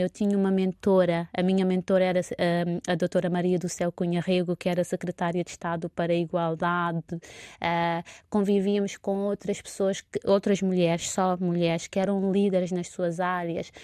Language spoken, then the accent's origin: Portuguese; Santo Antão, Cape Verde; moved away as an adult; now in Lisbon, Portugal; enquanto cabo-verdiana, nascida em Santo Antão